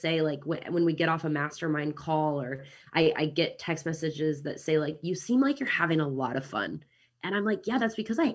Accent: Kansas City, United States; accent: American; now in New Zealand; I'm from Kansas City originally

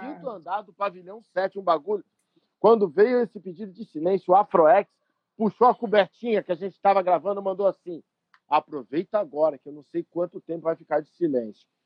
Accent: São Paulo, Brazil; moved away as an adult; also born or lived in São Bernardo do Campo; now in Rio de Janeiro, Brazil; eu sou de São Paulo

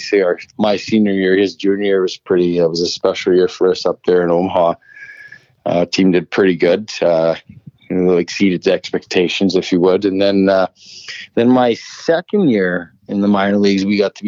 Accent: Saskatchewan, Canada; moved away as an adult; also born or lived in Lincoln, Nebraska; growing up in Saskatchewan

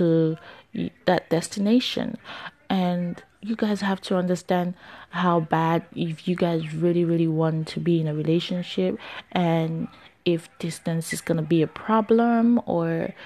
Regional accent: New Jersey, United States; also born or lived in New York; I'm from Jersey

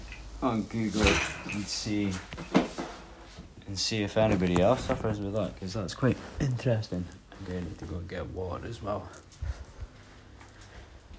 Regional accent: Scotland, United Kingdom; coming from Scotland

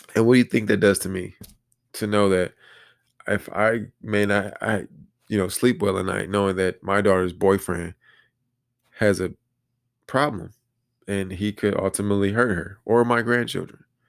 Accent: Detroit, Michigan, United States; I say Detroit, 'cause that's where I was born and raised

